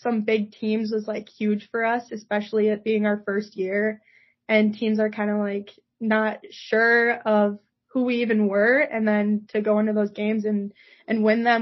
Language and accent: English; Rochester, Minnesota, United States; growing up in Rochester, Minnesota